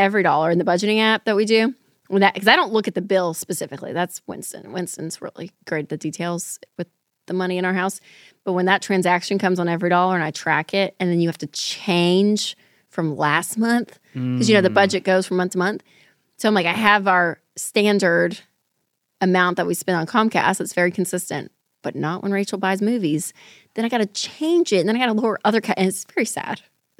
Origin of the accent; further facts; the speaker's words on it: United Kingdom; We're British. We're very low maintenance.